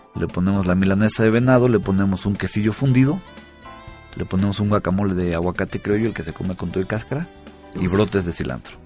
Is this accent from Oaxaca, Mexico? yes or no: yes; Oaxaca, Mexico; also born or lived in San Sebastián, Spain; los oaxaqueños siempre, yo siempre he dicho que somos muy a todo dar